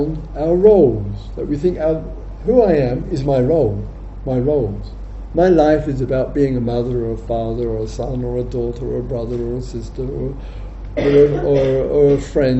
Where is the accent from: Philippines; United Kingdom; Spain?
United Kingdom; England